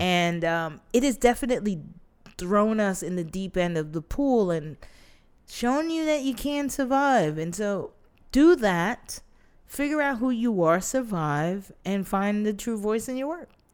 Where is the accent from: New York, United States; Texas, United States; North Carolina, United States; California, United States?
New York, United States; New York City